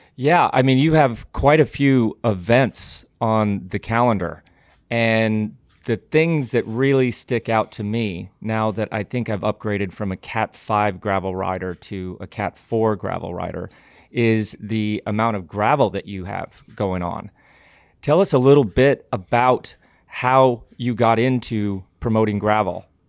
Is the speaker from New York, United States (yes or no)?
no; Glenwood Springs, Colorado, United States; growing up in Glenwood Springs, Colorado